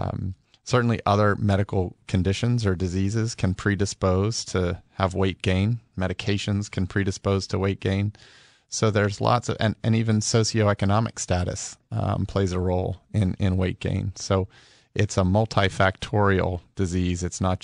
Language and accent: English; Pittsburgh, Pennsylvania, United States; Well, I'm originally from Pittsburgh, Pennsylvania